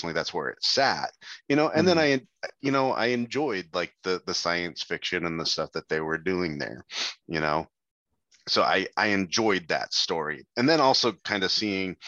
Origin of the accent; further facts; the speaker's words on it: Novato, California, United States; I grew up in Novato, California, which is about 45 minutes